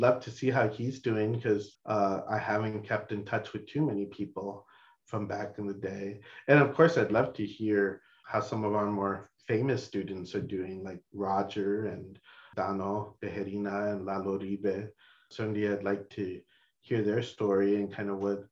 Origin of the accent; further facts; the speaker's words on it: Laredo, Texas, United States; now in Austin, United States; being from Laredo and or at least growing up in Laredo in the 80s and 90s